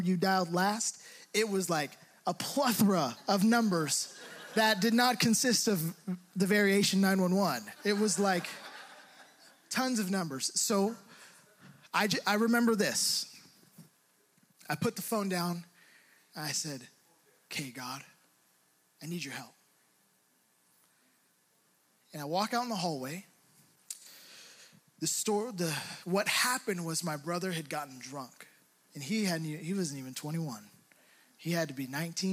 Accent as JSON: {"language": "English", "town": "Hayward", "region": "California", "country": "United States", "tie": "born or raised there", "said": "growing up in Hayward, I felt like I had to be a tough guy"}